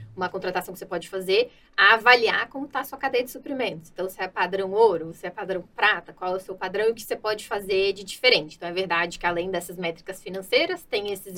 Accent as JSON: {"language": "Portuguese", "region": "Minas Gerais", "country": "Brazil", "said": "Eu sou mineira"}